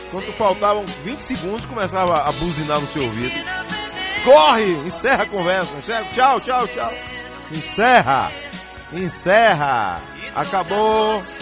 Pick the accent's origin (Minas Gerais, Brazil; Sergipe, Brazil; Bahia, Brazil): Bahia, Brazil; Itabuna; Sou, nascido em Itabuna. Nasci em Itabuna.